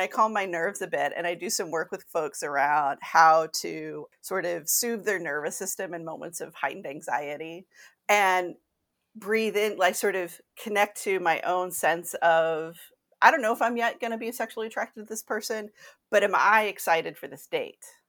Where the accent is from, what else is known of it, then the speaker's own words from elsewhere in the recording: Kentucky, United States; I grew up Catholic in Kentucky.